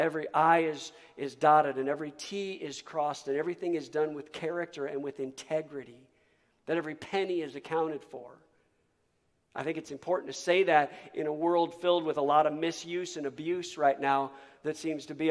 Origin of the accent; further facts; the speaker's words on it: United States; I'm not an American first